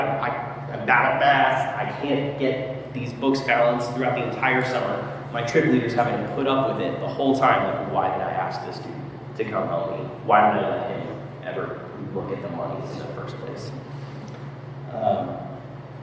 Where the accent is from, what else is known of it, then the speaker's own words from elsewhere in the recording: Texas, United States; moved away as an adult; also born or lived in Arkansas; now in Minneapolis, United States; I am from Texas originally, but I met my wife in Arkansas, and we lived there for a while